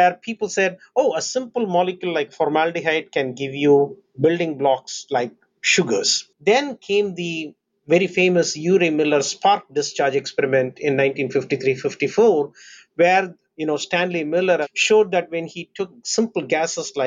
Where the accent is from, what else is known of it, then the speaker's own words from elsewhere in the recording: Chennai, Tamil Nadu, India; moved away; I was born in India, a port city called Chennai